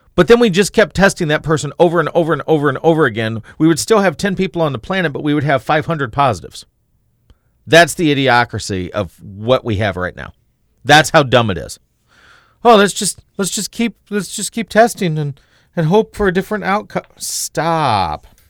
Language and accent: English; Tennessee, United States; moved away; when I was a kid growing up in Tennessee